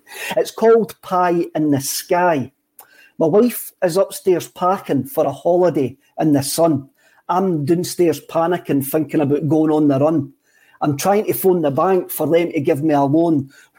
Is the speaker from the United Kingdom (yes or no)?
yes; Scotland, United Kingdom; I think it's just part of life being Scottish